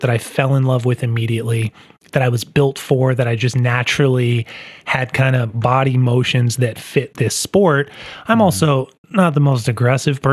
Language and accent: English; San Diego, California, United States; also born or lived in Germany; I'm born and raised in San Diego, sunny San Diego, California.